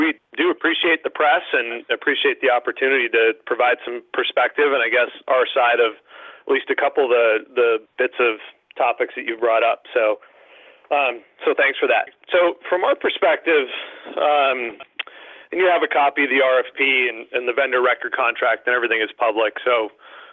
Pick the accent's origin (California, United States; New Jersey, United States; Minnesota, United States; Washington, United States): Minnesota, United States; moved away as an adult; now in Needham, United States; I'm originally a Midwesterner from Minnesota